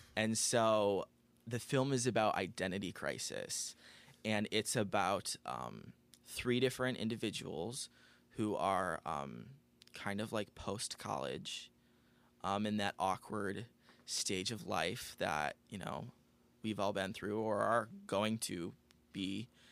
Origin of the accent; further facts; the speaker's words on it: Aurora, United States; moved away as an adult; now in Los Angeles, United States; I am originally from Aurora, born and raised